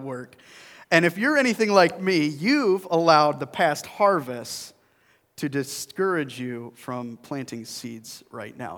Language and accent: English; Burlington Flats, New York, United States; now in Greece, New York, United States; I grew up in a little town called Burlington Flats.